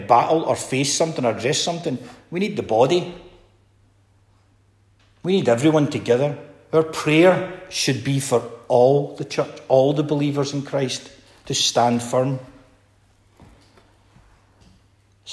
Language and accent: English; Scotland, United Kingdom; being Scottish